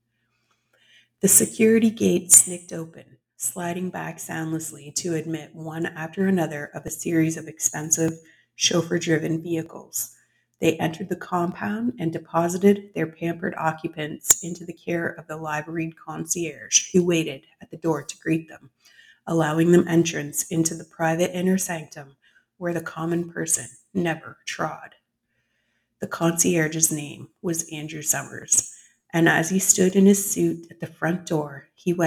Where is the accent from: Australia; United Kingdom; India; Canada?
Canada; I am a Canadian author